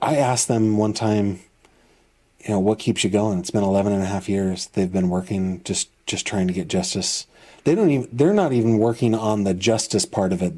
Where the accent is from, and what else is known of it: Clearfield, PA, Pennsylvania, United States; born or raised there; also born or lived in Northern California; now in Venango County, Pennsylvania, United States